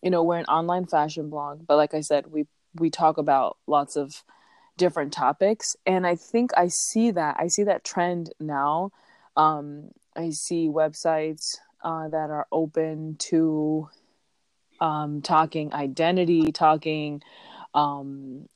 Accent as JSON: {"language": "English", "town": "Chicago", "region": "Illinois", "country": "United States", "tie": "born or raised there", "moved": "yes", "said": "I'm born and raised in Chicago, the best city in the world"}